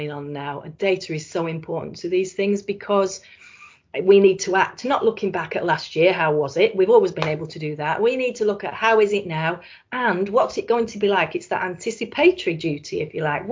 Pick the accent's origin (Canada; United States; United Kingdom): United Kingdom; Blackpool, North West England; I was born in Blackpool and I love Blackpool